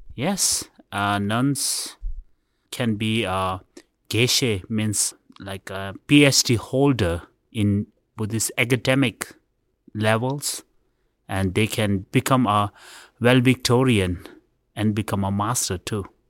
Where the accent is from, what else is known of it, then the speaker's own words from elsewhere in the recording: India; I was born in India. My father came from Tibet, and my mother was born in, uh, exile.